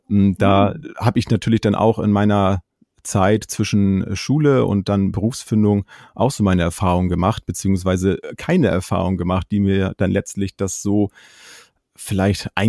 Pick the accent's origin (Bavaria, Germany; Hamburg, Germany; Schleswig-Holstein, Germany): Schleswig-Holstein, Germany; Ich komme aus Schleswig-Holstein und bin Vater von zwei Kindern